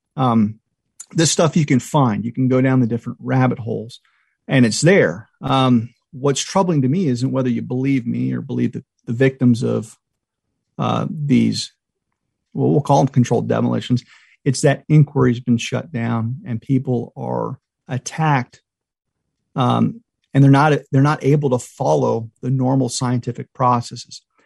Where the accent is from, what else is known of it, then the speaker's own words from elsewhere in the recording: Myrtle Beach, South Carolina, United States; I grew up in Myrtle Beach